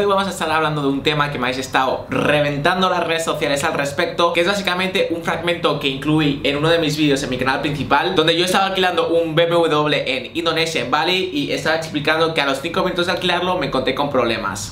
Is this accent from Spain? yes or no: yes; Spain; soy español